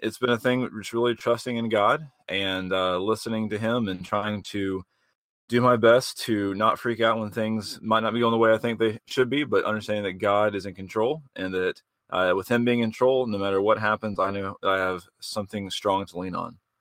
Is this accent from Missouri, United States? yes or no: no; Georgia, United States; moved away as an adult; now in Greenville, United States; I'm born and raised in Georgia. Been here in Greenville for about six or so years